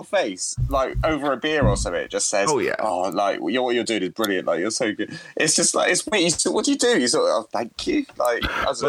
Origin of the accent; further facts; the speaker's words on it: England, United Kingdom; we're cheeky English chappies?